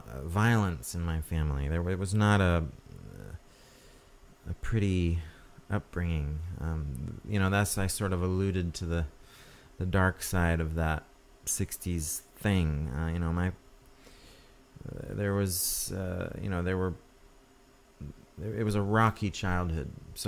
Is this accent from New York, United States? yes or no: yes; New York, United States; born there; So I was born in New York State